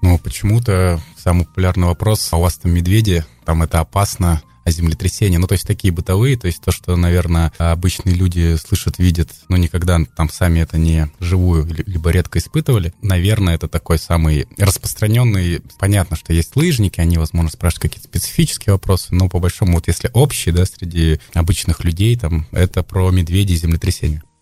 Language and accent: Russian; Kamchatka Krai, Russia; also born or lived in Bashkortostan; вот с младенчества я живу на Камчатке, ну, в общем-то, местный, то есть я никуда не приезжал, я там был